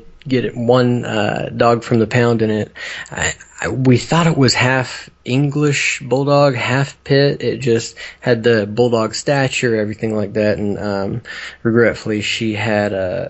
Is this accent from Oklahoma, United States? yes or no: yes; Oklahoma, United States; We're from Oklahoma.